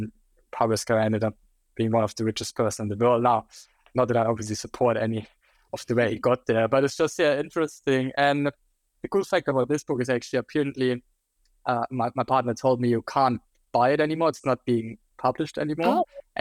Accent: Germany; English is a second language; now in Australia; So for those of you who couldn't tell yet from listening to my terrible accent, I'm actually German. I'll never get rid of that accent, I think, even if I would be in Australia for 20 years.

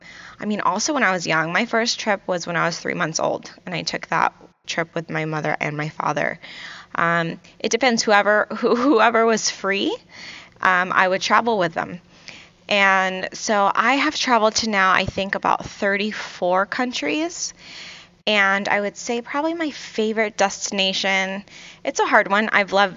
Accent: Virginia Beach, Virginia, United States; also born or lived in Kuwait; You know, I grew up in Virginia Beach, Virginia, and originally I'm from Kuwait.

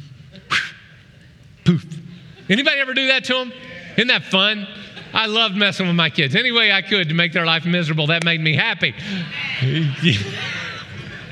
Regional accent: Oklahoma, United States; moved away; back in Oklahoma, where I grew up in the Arkansas Delta, around the Arkansas River

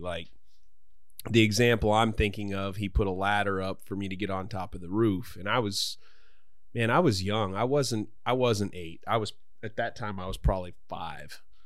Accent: United States; we're both American, but, but I'm an, I, I'm, I'm of Irish heritage

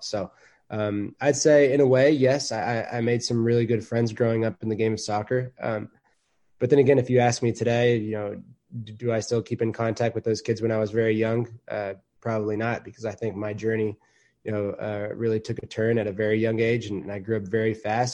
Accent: Dallas, Texas, United States; now in Atlanta, United States; as a kid growing up in Dallas, Texas

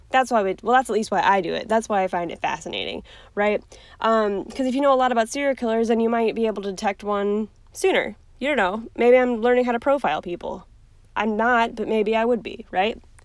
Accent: Cleveland, Ohio, United States; I'm from Cleveland. Um, I wasn't born here, but I was born very close to here

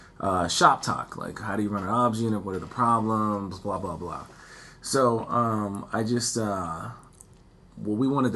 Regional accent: Charleston, South Carolina, United States; That is my hometown. I'm born and raised in Charleston.

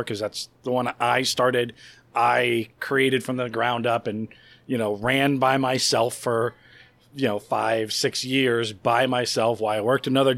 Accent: Florida, United States; we're originally from Florida

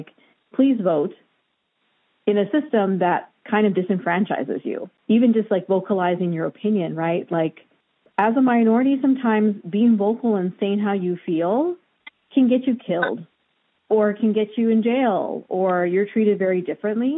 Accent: Hawaii, United States; moved away; my sister and I, we grew up in Hawaii, and we were Japanese American

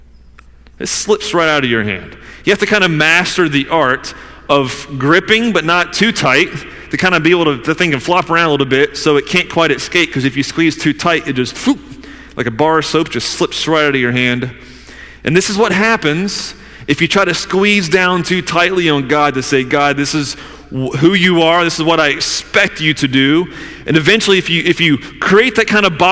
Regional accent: the South, United States; I'm from the South

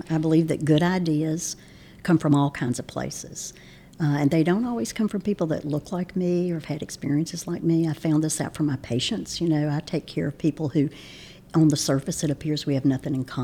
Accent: Martinsville, Virginia, United States; now in North Carolina, United States; I grew up in Martinsville, Virginia

